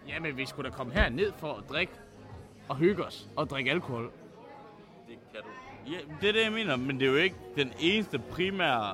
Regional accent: Skive, Central Denmark Region, Denmark; Vi er begge to fra Skive, born and raised, altså øh, levet op samme sted og været venner lige siden

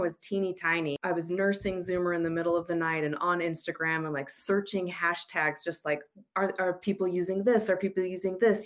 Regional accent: United States; moved away as an adult; also born or lived in Utah; now in Australia; I'm American.

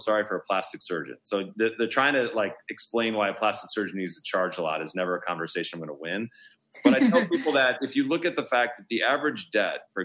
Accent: Milwaukee, Wisconsin, United States; now in Beverly Hills, United States; I'm from Milwaukee, Wisconsin.

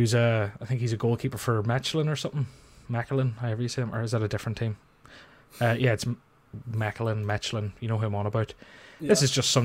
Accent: Ireland; I'm Irish

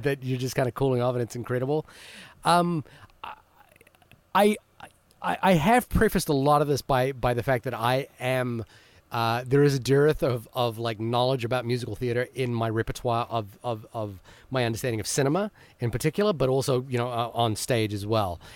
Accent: Fiji; I was born in Fiji

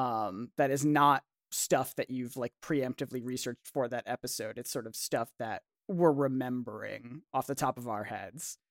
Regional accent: United States; I'm American

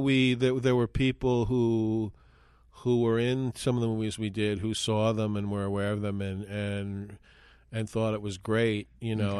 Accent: New York City, New York, United States; moved away as an adult; also born or lived in Minneapolis; I was from New York City originally. And I had moved to Minneapolis

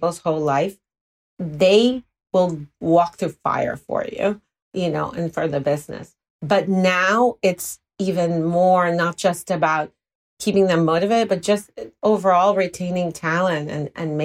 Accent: Puerto Rico; moved away; I'm from Puerto Rico originally, so that Latino passion can come through.

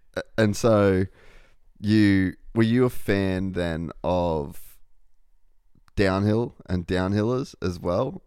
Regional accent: Australia; I'm Australian

